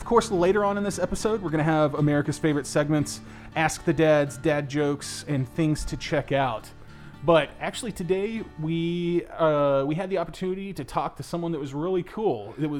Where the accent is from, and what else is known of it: Dallas-Fort Worth area, Texas, United States; born or raised there